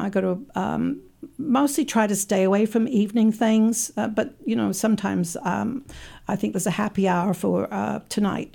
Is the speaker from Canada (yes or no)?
no; England, United Kingdom; now in Saint Louis, United States; I was born in England.